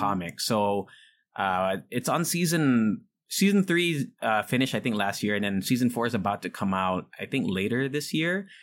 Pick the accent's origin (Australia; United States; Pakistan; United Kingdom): United States; moved away; when I was growing up in the States